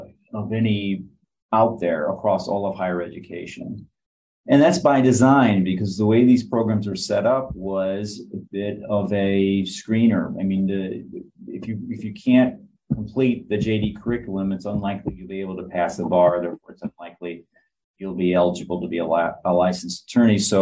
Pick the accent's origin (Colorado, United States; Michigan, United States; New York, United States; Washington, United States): Michigan, United States; moved away; also born or lived in Chicago; I grew up in Michigan